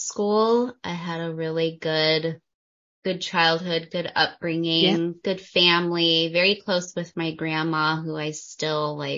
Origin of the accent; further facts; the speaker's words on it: New Mexico, United States; moved away as an adult; also born or lived in China; now in Liechtenstein; I was born and raised in New Mexico, USA